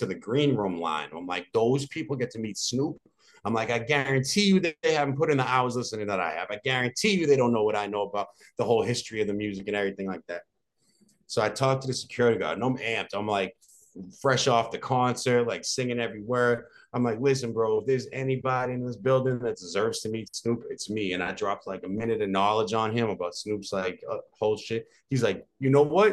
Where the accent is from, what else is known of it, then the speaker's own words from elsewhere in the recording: Braintree, Massachusetts, United States; also born or lived in Dorchester, Massachusetts / Quincy, Massachusetts; I'm from Braintree, Mass. I grew up in Braintree, Mass. I was born in Dorchester. I lived in Quincy first, and I grew up in Braintree.